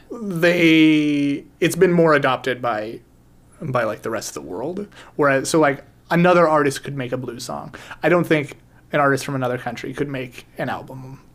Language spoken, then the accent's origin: English; United States; we're American